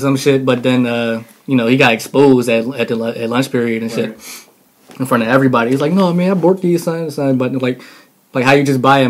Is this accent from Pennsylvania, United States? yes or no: yes; Philadelphia, Pennsylvania, United States; I was born in South Philly. I lived there for about 5 years and moved over to West Philly. You know, I've been living here ever since then.